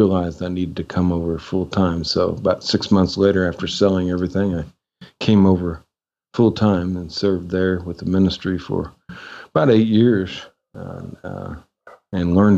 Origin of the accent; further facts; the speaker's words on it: Illinois, United States; moved away as an adult; also born or lived in Asia; now in Kathmandu, Nepal; I'm from the Midwest, you know. All right. So great state of Illinois